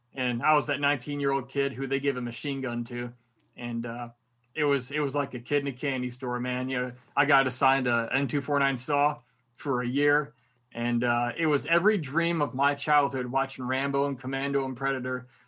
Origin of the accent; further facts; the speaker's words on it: Michigan, United States; moved away; also born or lived in Miami / Korea; I'm originally from Michigan, so I was very used to the cold.